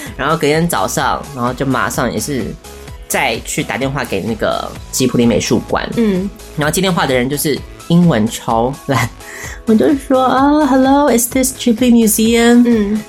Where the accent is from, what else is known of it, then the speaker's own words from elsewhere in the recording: Taiwan; I'm from Taiwan